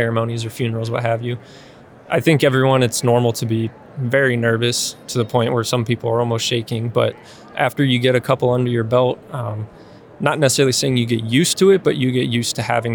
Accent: Ohio, United States; moved away; I'm originally from Ohio, small town

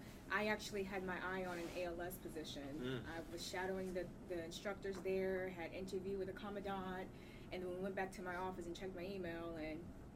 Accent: New York City, New York, United States; moved away; I'm originally from Brooklyn, New York.

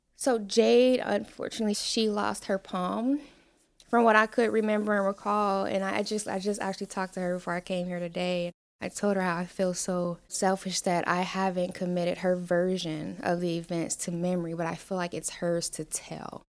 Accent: Cincinnati, Ohio, United States; moved away as an adult; now in Falls Church, Virginia, United States; I am from Cincinnati, Ohio. I grew up in some of the not so great parts of town

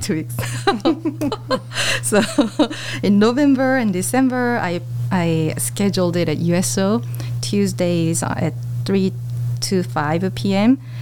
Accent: Seoul, South Korea; English is a second language; moved away as an adult; also born or lived in China / United States; now in Daegu, South Korea; I am from Korea, so I was born in Korea, and I left Korea to live in China um, when I was 27

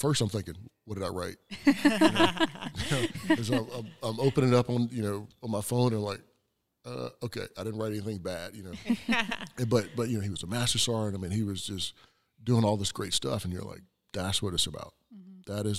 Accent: South Carolina, United States; me growing up in South Carolina, K through 12, same friends, same, you know, classmates, same teachers all the way through.

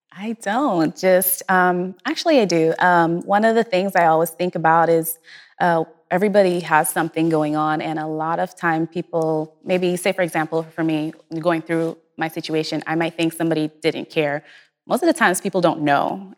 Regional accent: Guyana; moved away; I'm originally from Guyana, South America

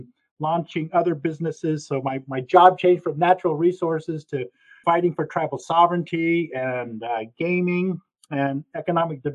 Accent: Washington, United States; moved away as an adult; also born or lived in Nez Perce country, Idaho / Oregon; I was born on in Nez Perce country in the state of Idaho, but actually grew up on an Indian reservation in central Washington

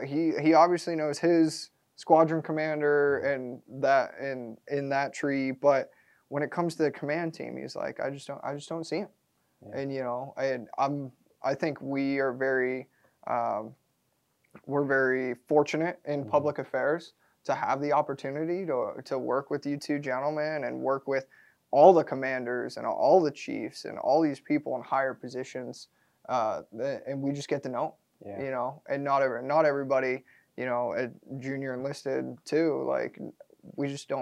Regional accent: Minnesota, United States; I am a Minnesotan, not born and bred, but I claim Minnesota is my home.

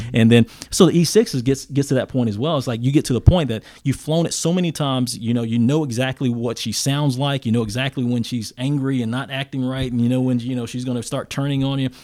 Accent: Mount Airy, North Carolina, United States; moved away; I grew up in a very small town in, uh, Mount Airy, North Carolina.

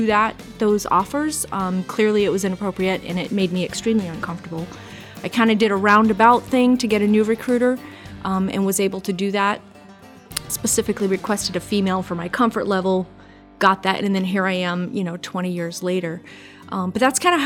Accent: Acton, Maine, United States; moved away; also born or lived in Hawaii / Washington; I was raised in Southern Maine, actually, in Acton.

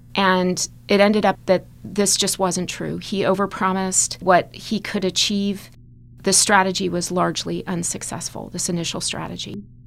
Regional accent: United States; as an American

